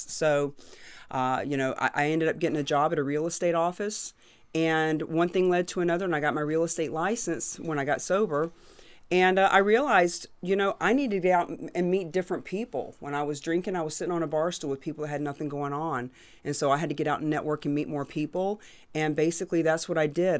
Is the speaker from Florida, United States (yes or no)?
yes; Florida, United States; moved away; also born or lived in New Hampshire; I'm from Florida